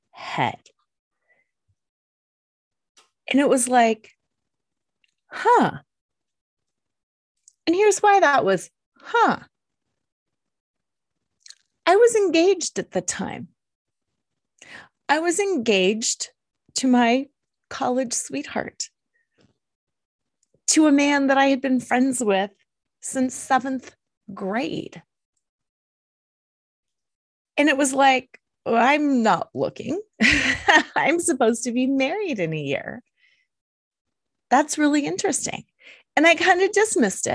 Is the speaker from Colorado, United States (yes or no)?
yes; Colorado, United States; I'm from Colorado